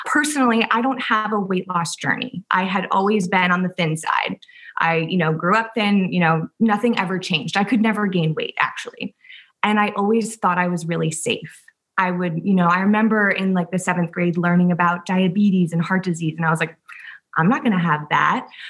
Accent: Southampton, New York, United States; also born or lived in Worcester, Massachusetts; I grew up in Southampton, New York, so out in the Hamptons.

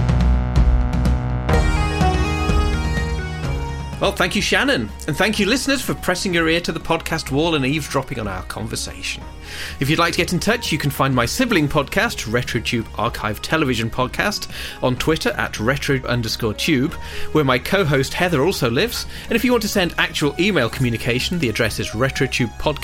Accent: Lincolnshire, East Midlands, United Kingdom; I grew up in Lincolnshire, spending a lot of my childhood staying out of the way of farmers whilst trespassing

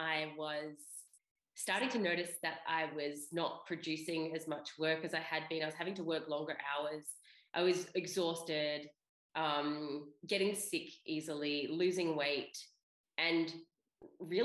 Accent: Australia; moved away as an adult; also born or lived in Europe; I grew up in Australia.

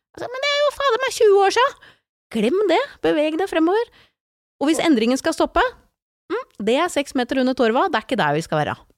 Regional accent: Slemmestad, Buskerud, Norway; also born or lived in Porsgrunn; now in Nøtterøy, Norway; Jeg er født i Porsgrunn, vokst opp i Slemmestad, og de siste 25 årene har jeg bodd på Nøtterøy

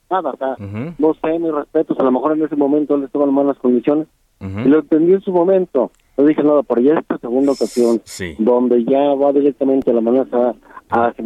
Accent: Calvillo, Aguascalientes, Mexico; also born or lived in State of Mexico; Yo soy indígena mazahua del Estado de México. Ajá. Yo nací en, México. Mi madre es indígena, mi padre es de Jocaliente, Calvillo. Ahí, ahí, eh, por eso yo desde muy chico tuve que radicar al municipio de Calvillo.

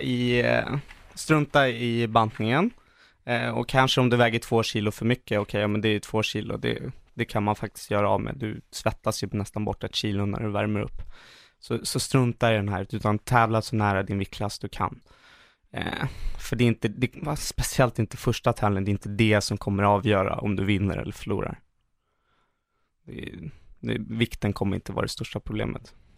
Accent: Sweden; hemma i Sverige

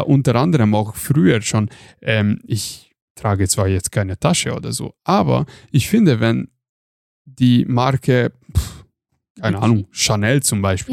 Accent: Hungary; moved away; ich komme aus Ungarn

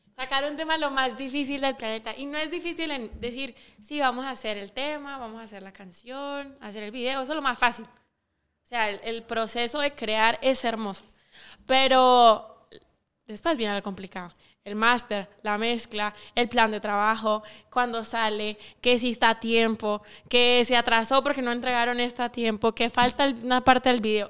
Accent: Sanarate, El Progreso, Guatemala; yo no soy de la capital, yo soy de Sanarate el Progreso.

